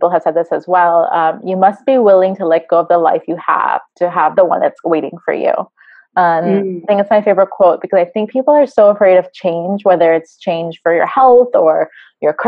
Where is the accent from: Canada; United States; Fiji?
Fiji; moved away; also born or lived in South Korea; I was born in the Fiji Islands, so that's one country.